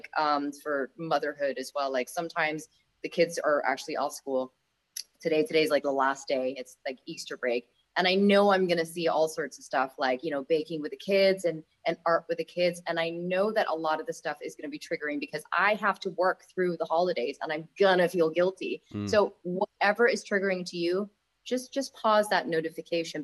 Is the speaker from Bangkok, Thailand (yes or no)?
yes; Bangkok, Thailand; moved away; I come from Thailand, where it's like food capital of the world, in Bangkok